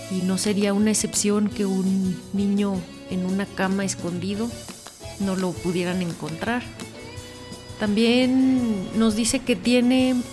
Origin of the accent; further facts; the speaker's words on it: Mexico; now in Chicago, United States; pero que como mexicanos no apoyemos nuestro cine. Yo vivo en Chicago